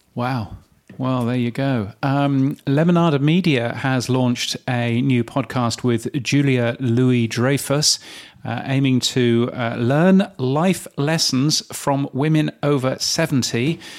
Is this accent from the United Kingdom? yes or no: yes; United Kingdom; being a, being a Brit